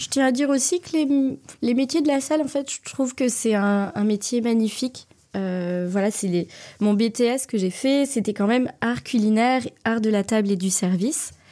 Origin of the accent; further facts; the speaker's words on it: Valence, Auvergne-Rhône-Alpes, France; born there; also born or lived in Toulouse; Alors, je suis née à Valence, dans la Drôme. Euh, c'est pas forcément une région que je connais très bien. Mon père bougeait tous les trois ans, donc j'ai beaucoup déménagé en France.